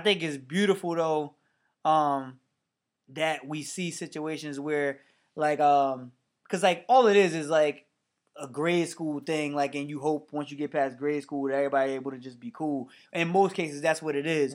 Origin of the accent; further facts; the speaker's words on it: Mount Vernon, New York, United States; also born or lived in New Rochelle; I moved away from Mount Vernon when I got to seventh grade, I actually moved to neighboring town, New Rochelle